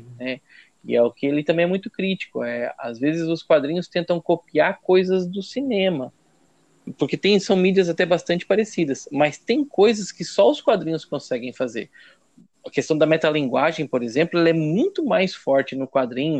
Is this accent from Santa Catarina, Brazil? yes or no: yes; São Martinho, Santa Catarina, Brazil; also born or lived in Brusque / Tubarão; Depois que eu voltei pra, pra, pra minha casa, pra casa dos meus pais em São Martinho